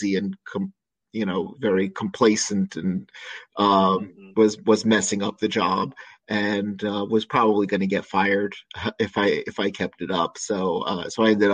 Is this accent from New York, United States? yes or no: yes; New York area, United States; moved away as an adult; also born or lived in Richmond, Virginia; I grew up in the New York area, and I went to college in New York City at NYU, studying theater